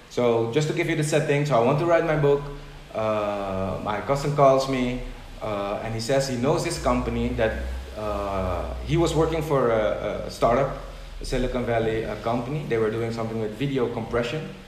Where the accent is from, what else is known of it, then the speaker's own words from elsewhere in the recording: Netherlands; moved away; So I came from the Netherlands to an event here.